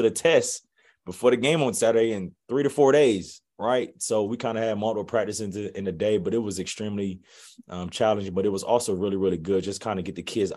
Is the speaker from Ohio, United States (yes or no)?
yes; Ohio, United States; moved away as an adult; growing up in Ohio